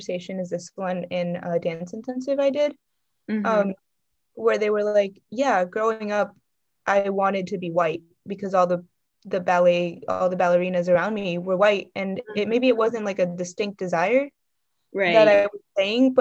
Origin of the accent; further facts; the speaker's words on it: Cypress, Texas, United States; I was raised in Cypress, Texas, so it's just a suburb of Houston